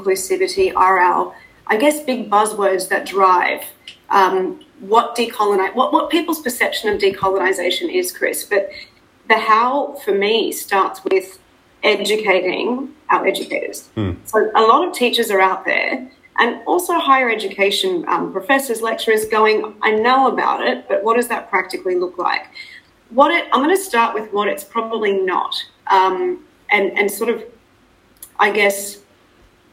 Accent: Australia; accent: Australian; moved away as an adult; also born or lived in South Africa; now in Dubai, United Arab Emirates; being South African, so I'm of South African descent. I'm the daughter of immigrant parents who moved to Australia. And I'm, as you can probably hear, I sound a lot more Australian.

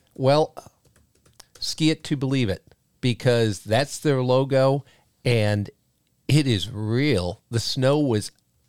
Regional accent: Windham, New Hampshire, United States; In my hometown of Windham, we had Landry's. In Derry, Derry had a couple. And all of those ski hills were where the local kids went during the winter to play.

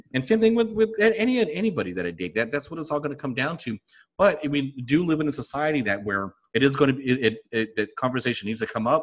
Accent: United States; I'm from America

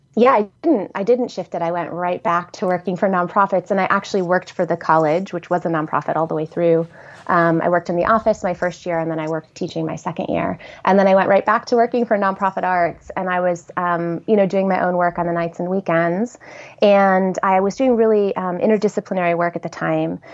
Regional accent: Horseheads, New York, United States; also born or lived in Ithaca, New York; I grew up in Horseheads, New York, which is a small

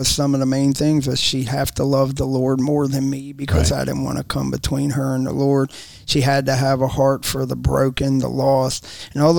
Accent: Maryland, United States; now in Florida, United States; I'm from Maryland

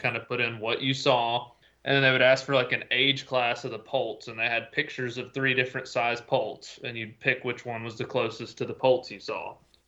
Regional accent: Tennessee, United States; So Tennessee, my home state

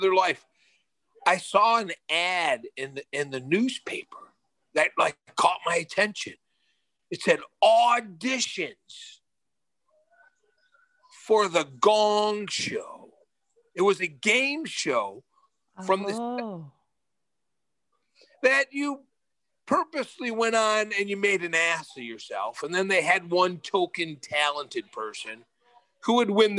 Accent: Buffalo, New York, United States; moved away as an adult; also born or lived in California; I'm from Buffalo, New York.

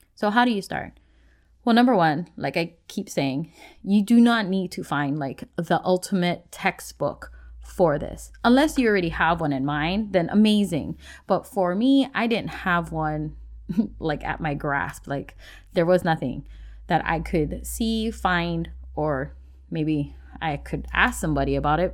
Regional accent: Hawaii, United States; moved away as an adult; now in Washington, United States; I grew up in Hawaii and I was born and raised in a place where you didn't just learn about your Hawaiian culture

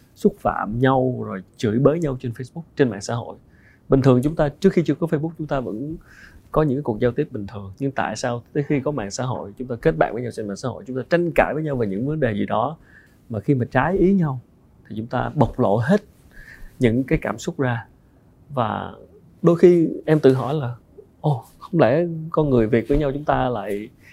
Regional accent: Vietnam; người Việt Nam mình

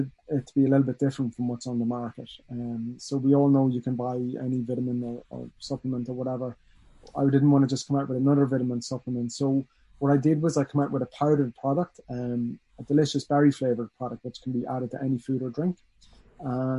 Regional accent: Dundalk, Leinster, Ireland; also born or lived in Dublin / Washington, D.C. / Australia; I'm from Dundalk

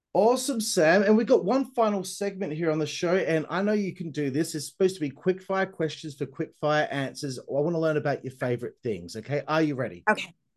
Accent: Australia; I'm Australian. We're terrible at, at uh, pronouncing anything.

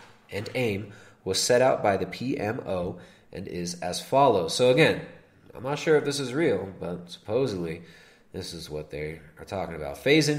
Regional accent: Canada; As a Canadian, and more importantly, as a parent who wants a better future

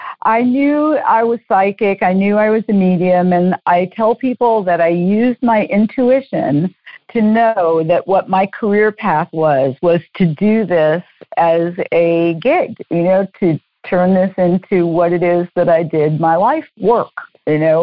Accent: New Orleans, Louisiana, United States; I'm from New Orleans

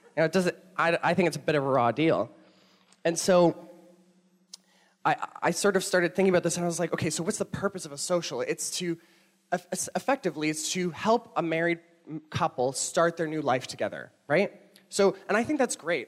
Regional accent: Toronto, Ontario, Canada; moved away; I'm not from here. I'm from Toronto, and when I moved here

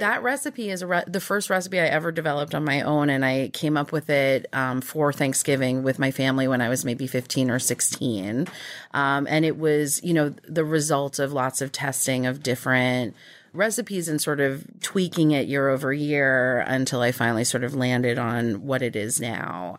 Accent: Nassau County, Long Island, New York, United States; also born or lived in New Mexico; I was born in New Mexico, but we moved to New York when I was two. And I grew up out in Nassau County

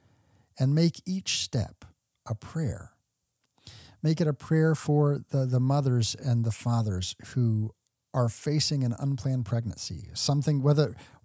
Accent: Texas, United States; I grew up in Texas

